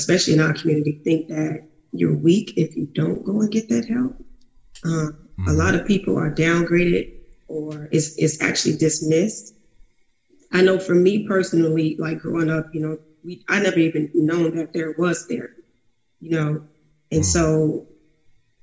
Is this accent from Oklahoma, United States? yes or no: no; Chicago, Illinois, United States; growing up in Chicago